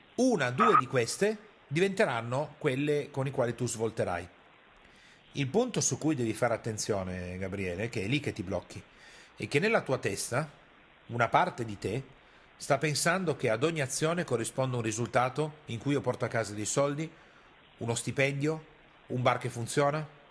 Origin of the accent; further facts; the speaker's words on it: Piedmont, Italy; io sono piemontese e arrivo da quella cultura lì